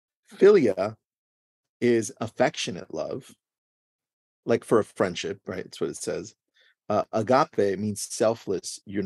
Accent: Los Angeles, California, United States; I was just born in Los Angeles. So I usually say I'm American and the people ask, where are you from? I'm like, oh, my parents are Mexican.

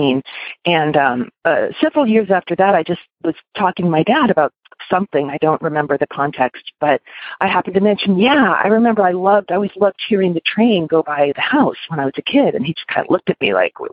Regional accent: Los Angeles, California, United States; I grew up in Los Angeles in this sort of little unincorporated area kind of tucked in near Playa del Rey

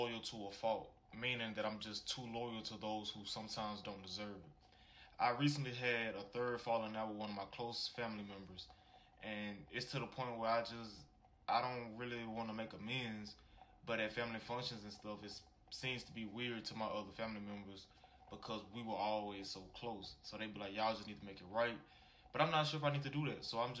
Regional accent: Birmingham, Alabama, United States; I'm 25 years old, and I'm from Birmingham, Alabama.

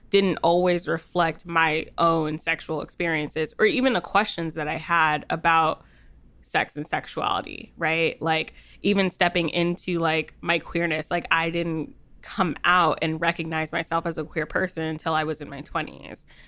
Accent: New Jersey, United States; I'm from Jersey, so I don't know, the accent might come out

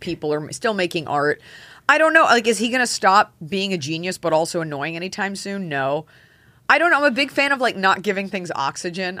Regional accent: Texas, United States; moved away; in Texas, we had, like, the Texas State song that we all sang

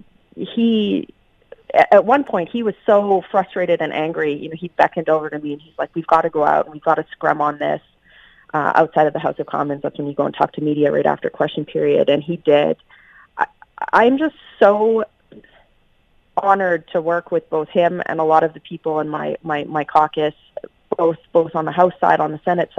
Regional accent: Canada; But at the same time, I also have to say I'm Canadian.

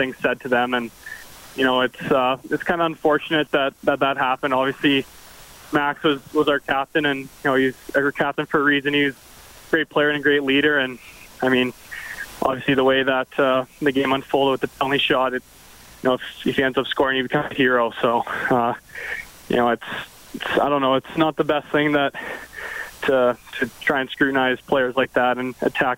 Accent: Canada; growing up in Kalahoo

